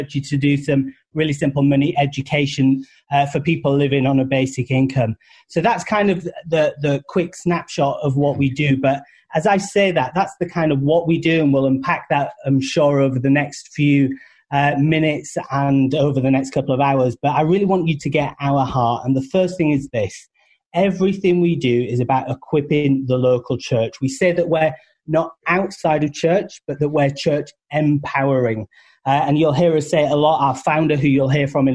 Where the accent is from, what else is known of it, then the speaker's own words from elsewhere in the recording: United Kingdom; accent: British; now in United States; Originally from the UK